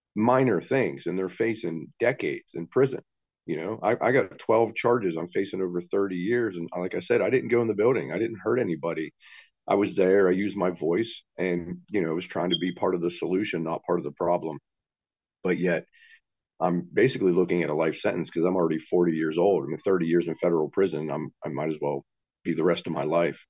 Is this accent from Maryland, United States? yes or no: no; West Virginia, United States; I'm not from Alabama. I'm, I'm a West Virginia boy through and through, born and raised.